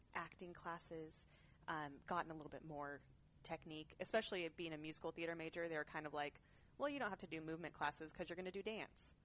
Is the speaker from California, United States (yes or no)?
yes; Orland, California, United States; also born or lived in Chico, California / Cheyenne, Wyoming; then my dad and mom came back to California, and we lived in uh, Orland, which is right near Chico. Mm-hmm. Um, but it's a big ag community. Mm. Um, I grew up on an olive orchard